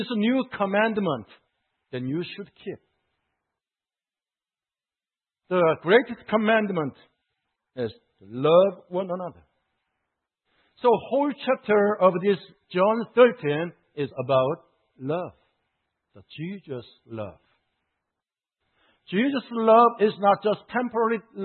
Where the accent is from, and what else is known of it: South Korea; moved away as an adult